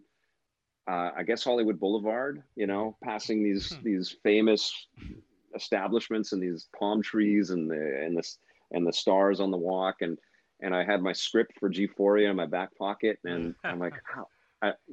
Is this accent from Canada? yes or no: yes; Canada; Being Canadian